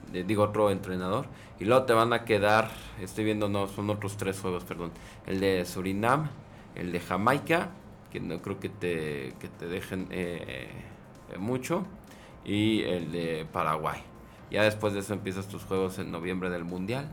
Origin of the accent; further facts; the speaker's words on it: Mexico; nosotros como mexicanos